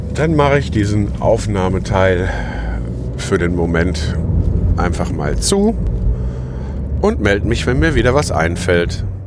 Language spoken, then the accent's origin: German; Lüdenscheid, North Rhine-Westphalia, Germany; now in Schüttorf, Germany; in meiner Geburtsstadt Lüdenscheid